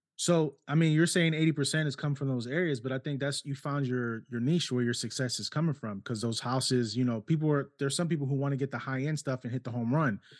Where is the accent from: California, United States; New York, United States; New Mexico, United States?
New York, United States; New York City; also born or lived in Ohio; now in South Carolina, United States; born and raised in New York City, lived in Ohio for twenty years too, and then we moved down here five years ago.